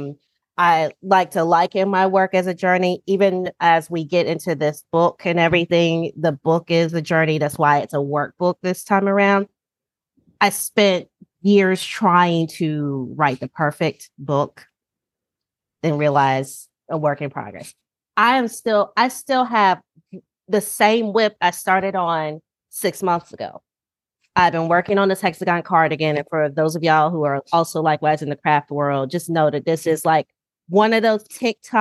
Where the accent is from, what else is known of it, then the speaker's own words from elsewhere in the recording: North Carolina, United States; moved away as an adult; also born or lived in Kansas City / Baltimore; now in Washington, DC, United States; I'm originally from North Carolina, which is probably what y'all can hear and tell. So yes, I'm originally from North Carolina